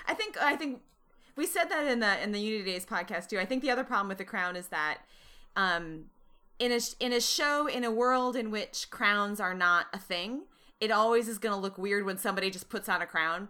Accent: Wisconsin, United States; I'm from Wisconsin

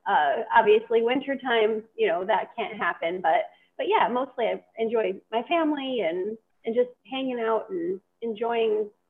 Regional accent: Ohio, United States; We were Northwest Ohio, a little bit outside of the Toledo area, so very close to the Ohio-Michigan borde

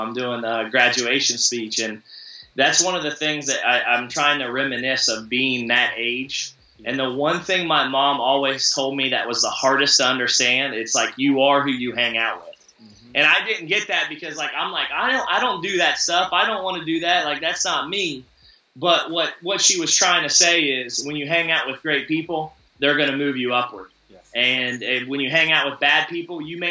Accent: Appalachian region, United States; I grew up in the Appalachian region

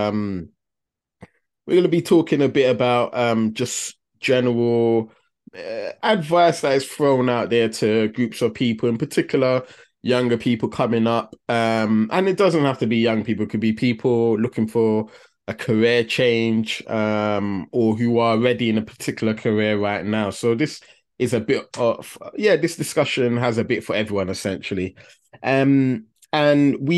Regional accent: London, United Kingdom; we grew up in a deprived area of London, but a few miles down the road was the city

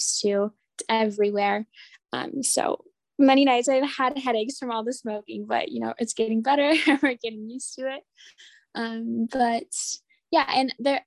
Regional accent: North Dakota, United States; moved away as an adult; also born or lived in Notre Dame, Indiana; now in Amman, Jordan; I'm originally from North Dakota

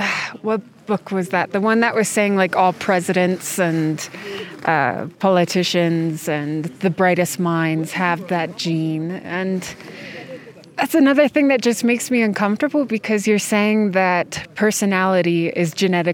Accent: United States; born there; also born or lived in Denmark; I was born in the United States.

